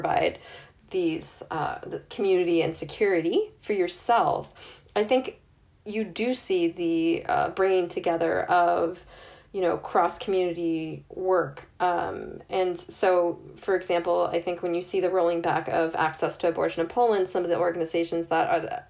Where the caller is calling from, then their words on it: Northern Ireland, United Kingdom; I'm speaking from Northern Ireland, I'm seeing there's significant mobilizing here